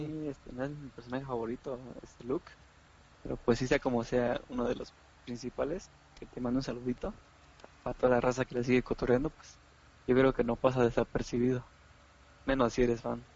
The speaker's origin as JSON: {"language": "Spanish", "country": "Mexico", "said": "como jóvenes, como mexicanos, como humanos"}